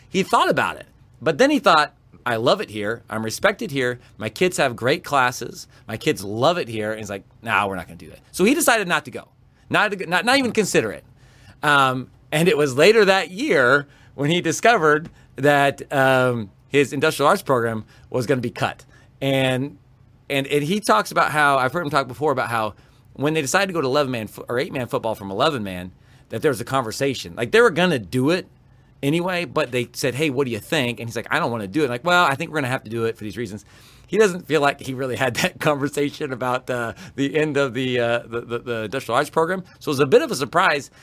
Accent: Kansas, United States; growing up in Kansas

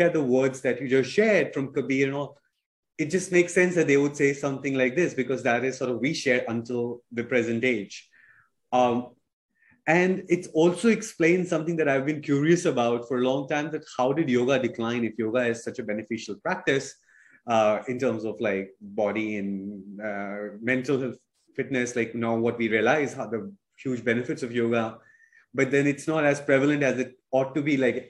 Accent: India; growing up in India.

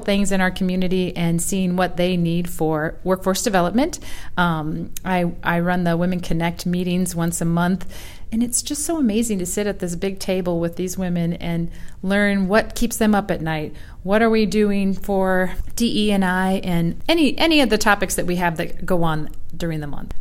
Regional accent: Muscatine, Iowa, United States; moved away as an adult; also born or lived in Rochester, Minnesota / Denver, Colorado; now in Davenport, United States; I grew up in Muscatine, lived ten years

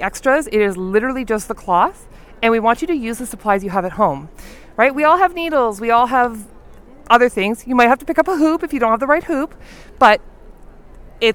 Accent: outside Ottawa, Ontario, Canada; I'm just outside of Ottawa, Ontario

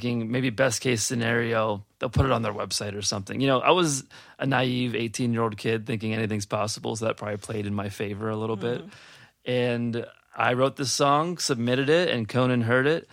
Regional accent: Cleveland, Ohio, United States; now in Pittsburgh, United States; Originally from Cleveland, Ohio. I usually keep that a secret, living in Pittsburgh, but I'm coming out of the closet that I am from Cleveland

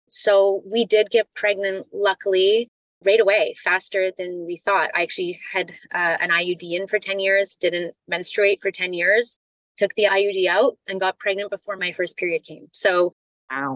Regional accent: Canada; moved away; also born or lived in California; I'm from Canada.

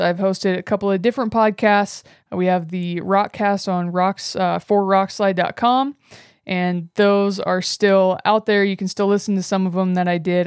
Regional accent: Northwest Nebraska, United States; moved away as an adult; also born or lived in Wyoming; I grew up in Northwest Nebraska on my family's cattle ranch

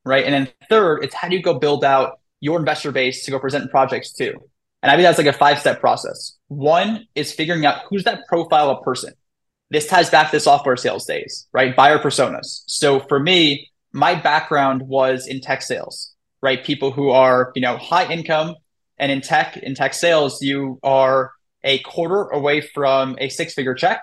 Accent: New York City, New York, United States; I'm from New York, right? I'm from Brooklyn

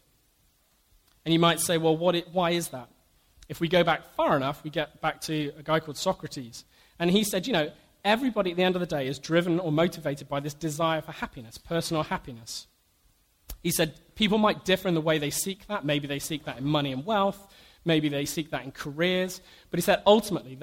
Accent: United Kingdom; Being British

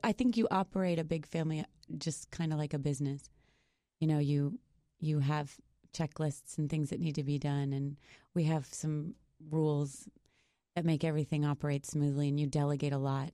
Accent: Boston, Massachusetts, United States; I'm from Boston

